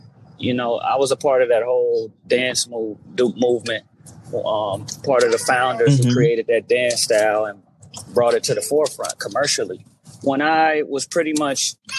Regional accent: Los Angeles, California, United States; born and raised in Watts, California.

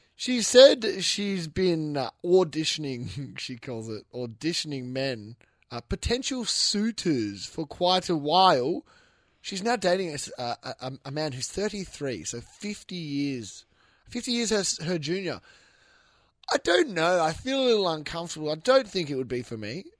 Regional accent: Western Australia, Australia; I'm from Western Australia, so that has to play into it because we have different sayings

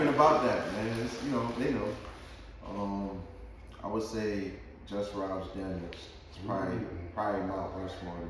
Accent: Hartford, Connecticut, United States; now in Orlando, United States; Born and raised in Hartford, Connecticut.

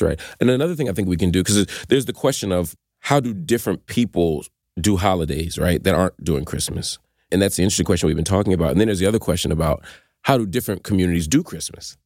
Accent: Philadelphia, Pennsylvania, United States; growing up in Philly

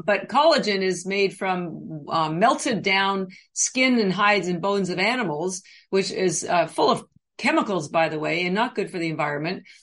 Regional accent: Canada; now in Boston, United States; I'm actually Canadian I've lived in Boston for about 30 years

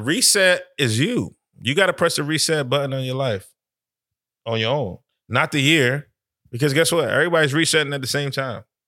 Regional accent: Connecticut, United States; I'm from up top. I'm from Connecticut

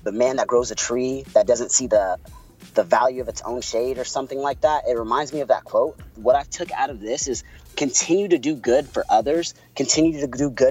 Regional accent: Puerto Rico; accent: Puerto Rican; my Puerto Rican accent

